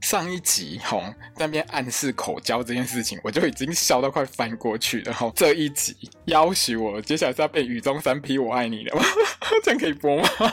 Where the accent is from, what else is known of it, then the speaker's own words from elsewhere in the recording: Taiwan; 这个跟我们台湾人在谈恋爱这件事情上面不太相同